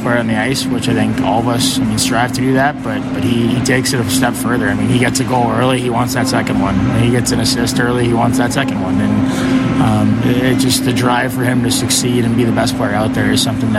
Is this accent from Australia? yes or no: no; Toronto, Ontario, Canada; born or raised there; also born or lived in Winnipeg / Montreal; now in Chicago, United States